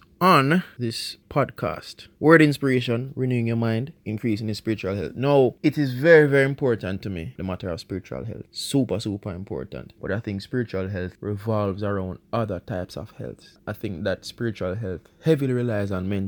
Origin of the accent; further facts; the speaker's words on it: Jamaica; first language Jamaican Patois; that is my native language